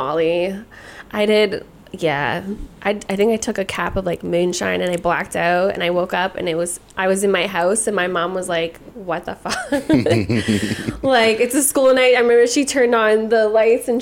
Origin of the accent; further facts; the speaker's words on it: Hamilton, Ontario, Canada; English is a second language; also born or lived in Poland; I was born there, but I came here and I was like two